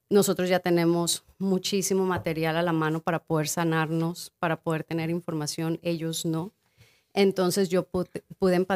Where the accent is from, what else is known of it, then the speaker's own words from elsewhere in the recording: Guerrero, Mexico; yo soy de Guerrero